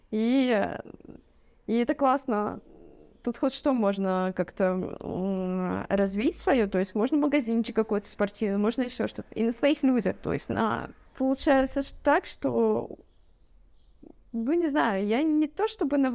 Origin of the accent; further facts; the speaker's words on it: Ural, Russia; На Каме, на водохранилище, то есть это водохранилище, там а если с гор посмотреть, то оно как, ну, как море